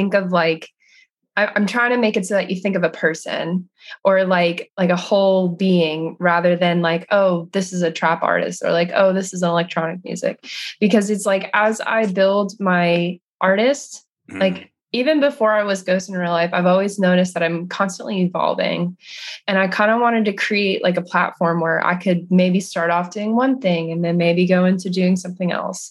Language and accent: English; Jersey Shore, New Jersey, United States; moved away as an adult; also born or lived in Maryland; now in Los Angeles, United States; I grew up on the Jersey Shore, so my summer job was always working on the beach